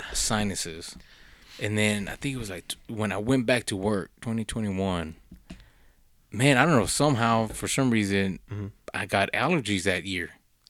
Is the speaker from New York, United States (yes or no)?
no; Texas, United States; I'm like, I don't worry about none. I'm from West Texas.